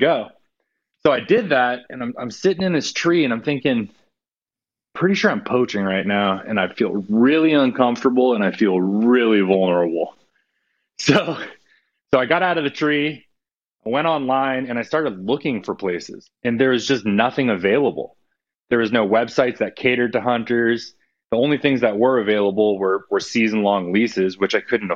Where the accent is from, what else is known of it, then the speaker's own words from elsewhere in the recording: California, United States; moved away as an adult; also born or lived in Louisiana; I grew up duck hunting in California